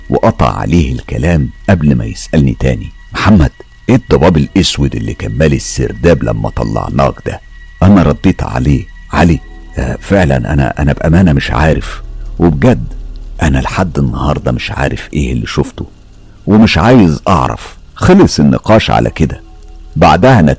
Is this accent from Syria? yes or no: yes; Syria; أنا … من سوريا أنا أم البنتين وولد بشتغل مدربة حلاقة مع الهلال الأحمر السوري